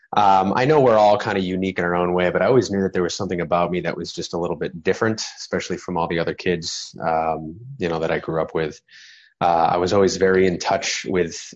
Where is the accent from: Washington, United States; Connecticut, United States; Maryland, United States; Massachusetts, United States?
Massachusetts, United States; Plymouth; now in Los Angeles, United States; in Plymouth, Massachusetts, which is where I'm from, by the way. I'm from Plymouth, Mass